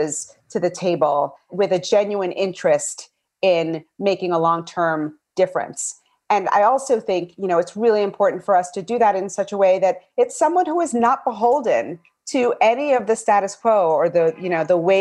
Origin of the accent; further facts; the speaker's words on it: New York City, New York, United States; I was born and raised in Bed-Stuy